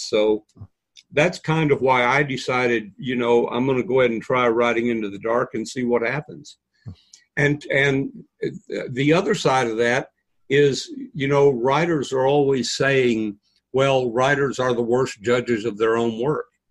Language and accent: English; New Mexico, United States; moved away; also born or lived in Texas / Arizona; I was born in New Mexico, seasoned in Texas, and baked in Arizona